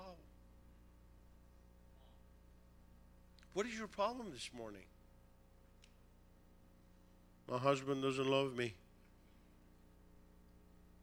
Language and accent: English; Tehran, Tehran Province, Iran; now in United States; Originally from Tehran, Iran